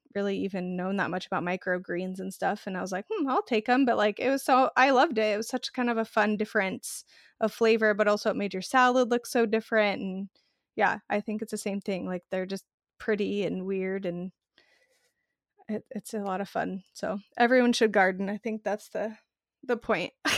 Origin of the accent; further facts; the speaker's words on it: Arizona, United States; moved away; I grew up in the desert. I'm from Arizona originally